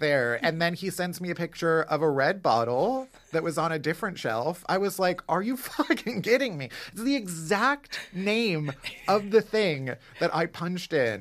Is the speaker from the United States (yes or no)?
yes; Chicago, Illinois, United States; now in New York, United States; I'm from Chicago